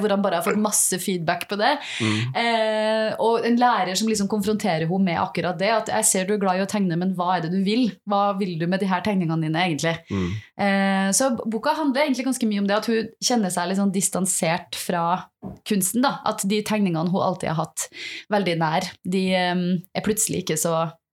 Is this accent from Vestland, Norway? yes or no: no; Selbu, Trøndelag, Norway; jeg vokste opp et sted i Trøndelag som heter Selbu